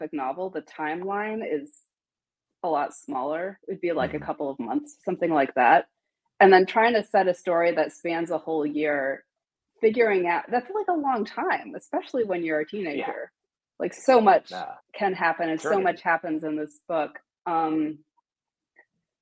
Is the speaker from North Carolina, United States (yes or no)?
yes; Asheville, North Carolina, United States; Asheville, North Carolina, which is my hometown